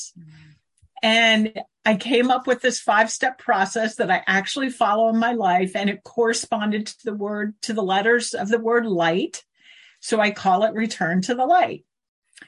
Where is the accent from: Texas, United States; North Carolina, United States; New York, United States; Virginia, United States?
Virginia, United States; Tidewater; also born or lived in Maryland; I grew up in Tidewater, Virginia